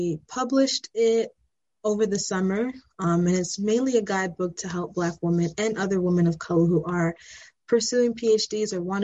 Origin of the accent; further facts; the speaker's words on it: New York City, New York, United States; moved away as an adult; now in Columbia, Maryland, United States; I'm from Brooklyn, New York